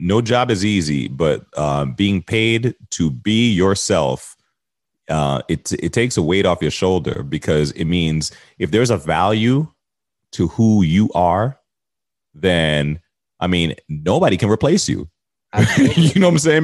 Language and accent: English; United States; moved away as an adult; now in Toronto, Canada; I'm an American in Canada